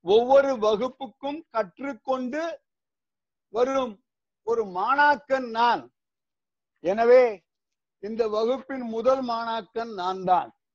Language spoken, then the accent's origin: Tamil; Srivaikuntam, Tamil Nadu, India; moved away as an adult; also born or lived in Tiruchirappalli, India / Karaikudi, India / Ranipet, India; now in Singapore; திருநெல்வேலி மாவட்டத்தில் ஸ்ரீவைகுண்டத்தில் ஆயிரத்தி தொள்ளாயிரத்தி நாற்பத்தி ஆண்டாம் ஆறு பிறந்தேன் இப்போ வயசு எழுபத்தைந்து எஸ்எஸ்எல்சி வரைக்கும் ஸ்ரீவைகுண்டத்துல